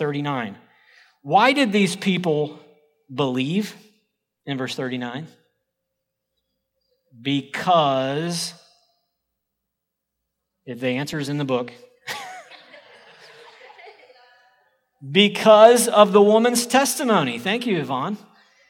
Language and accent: English; Oklahoma, United States; I'm from Oklahoma